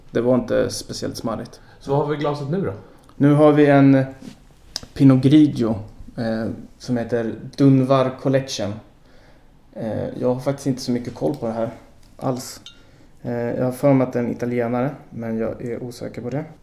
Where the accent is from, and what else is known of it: Sweden